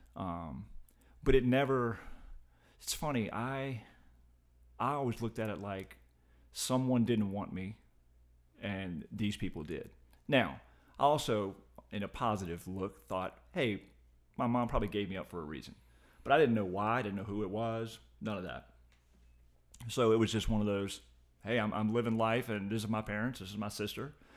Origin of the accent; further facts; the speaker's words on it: Short Pump, Virginia, United States; I was adopted and grew up in Short Pond